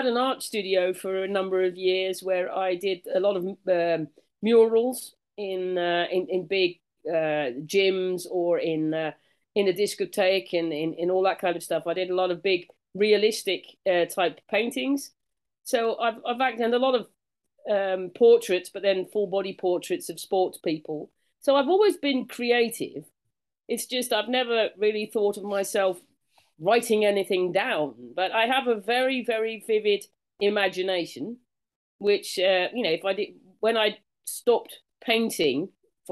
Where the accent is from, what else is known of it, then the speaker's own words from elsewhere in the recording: United Kingdom; now in Netherlands; I'm a Brit by birth, so native Brit, and been living here in Holland for a long time